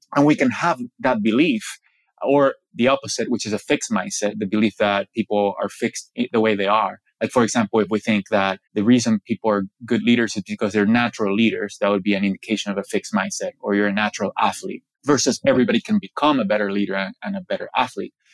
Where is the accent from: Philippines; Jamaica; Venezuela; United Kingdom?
Venezuela; I grew up in Venezuela, about 45 minutes from the ocean